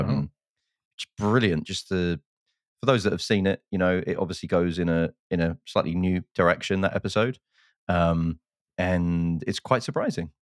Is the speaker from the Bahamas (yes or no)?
no; United Kingdom; now in United States; I'm British